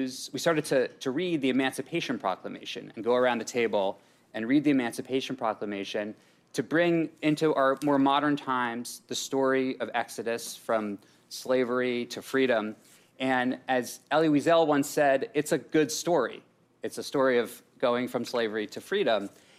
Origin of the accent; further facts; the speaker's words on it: Massachusetts, United States; growing up in Massachusetts with my family.